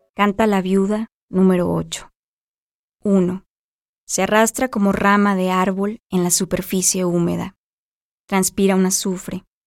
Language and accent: Spanish; Mexico; soy escritora mexicana, nacida en 1984